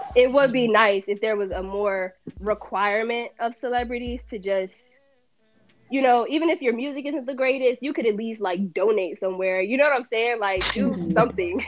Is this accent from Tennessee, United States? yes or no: no; New Jersey, United States; I'm from Jersey.